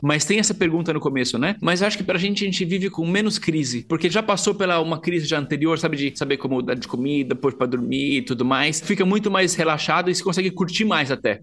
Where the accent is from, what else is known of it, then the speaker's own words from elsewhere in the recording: Brazil; a gente, como brasileiros